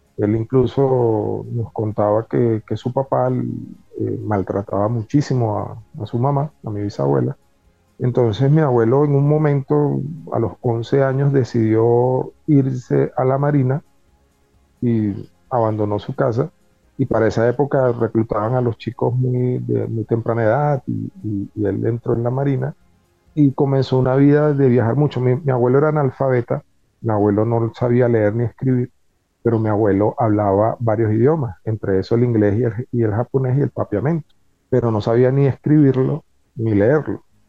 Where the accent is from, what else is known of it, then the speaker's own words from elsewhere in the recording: Caracas, Capital District, Venezuela; moved away as an adult; also born or lived in Bogotá, Colombia; now in Colombia; mi infancia estuvo en, siempre en Caracas